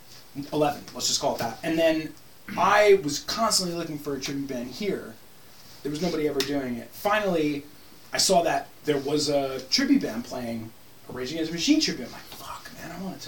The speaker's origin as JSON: {"language": "English", "town": "Levittown", "region": "New York", "country": "United States", "said": "I'm from Long Island. I'm from Levittown, New York, which is America's first suburb"}